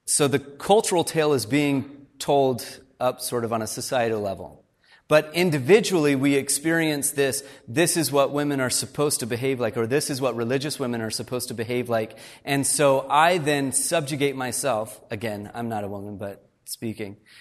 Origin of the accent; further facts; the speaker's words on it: Fort Worth, Texas, United States; now in Canada; I grew up in Fort Worth, Texas.